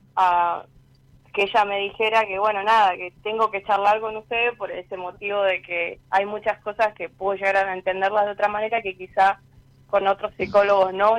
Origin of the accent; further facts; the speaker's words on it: Luján, Buenos Aires Province, Argentina; soy de Luján